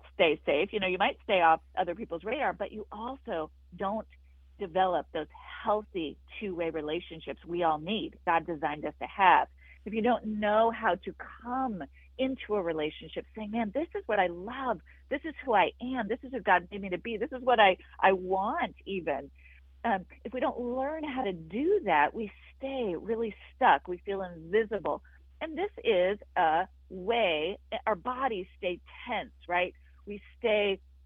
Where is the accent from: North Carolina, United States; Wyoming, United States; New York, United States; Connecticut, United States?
Wyoming, United States; I grew up in Wyoming